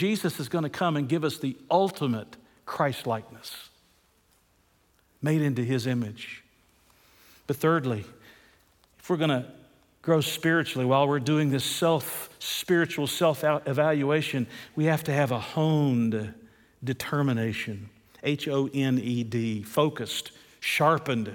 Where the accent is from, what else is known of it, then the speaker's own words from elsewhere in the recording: United States; we're American citizens